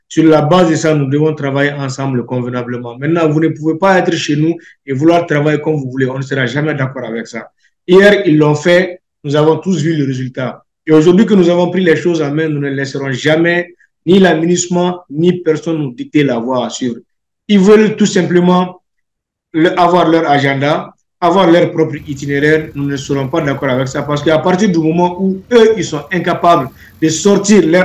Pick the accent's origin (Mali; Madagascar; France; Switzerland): Mali; Je ne le dis pas seulement en tant que Malien, mais je le dis aussi en tant que législateur, en tant que quelqu'un qui parle au nom du peuple malien.